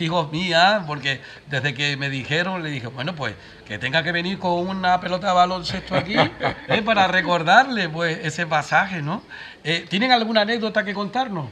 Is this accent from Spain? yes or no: yes; Canary Islands, Spain